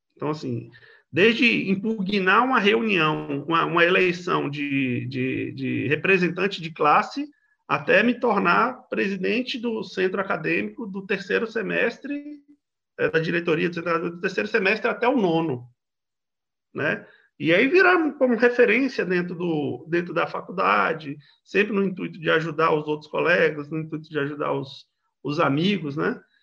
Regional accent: Federal District, Brazil; nascido e criado no Distrito Federal, mas de periferia do Distrito Federal

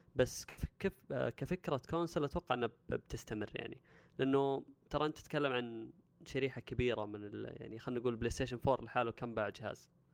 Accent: Saudi Arabia; عندنا في السعوديه

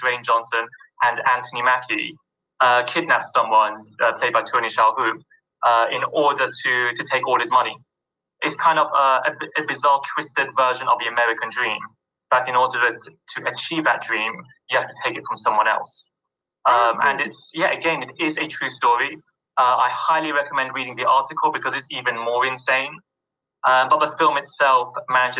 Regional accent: London, United Kingdom; I grew up in London

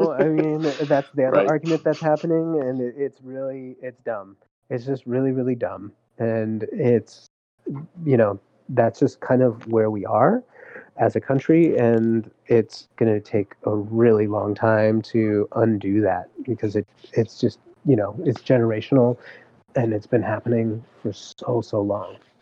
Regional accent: California, United States; I was born and raised here in California.

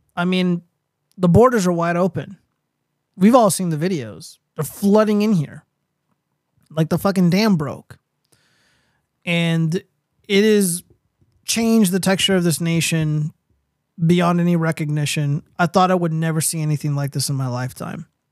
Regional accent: California, United States; I live in the Southwest, I'm from California.

